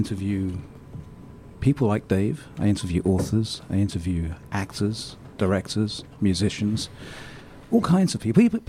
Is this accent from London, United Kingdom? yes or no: yes; London, United Kingdom; accent: posh; moved away; I'm from London. Where in London? Look, you're going to like this. I was born in Tooting.